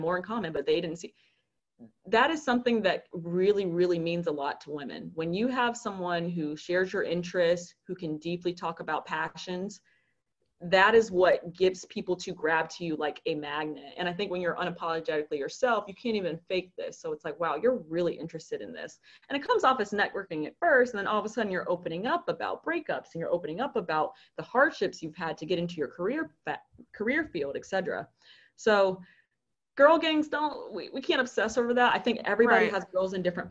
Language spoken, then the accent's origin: English; Charlotte, North Carolina, United States; also born or lived in Philadelphia; I come from Philadelphia, I made my life there, and now I'm back home in Charlotte